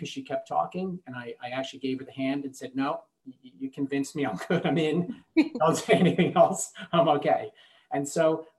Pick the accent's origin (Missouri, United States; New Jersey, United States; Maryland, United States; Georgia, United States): New Jersey, United States; I'm from New Jersey